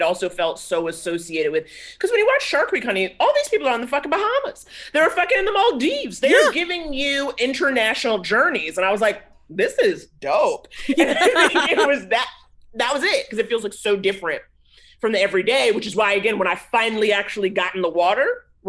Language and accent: English; Harlem, New York, United States; born or raised there